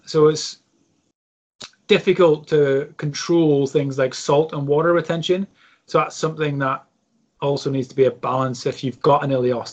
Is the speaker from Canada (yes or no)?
no; Ireland; as an Irishman